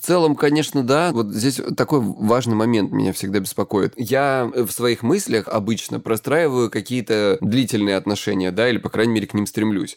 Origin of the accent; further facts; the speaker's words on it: Krasnodar Krai, Russia; я с Кубани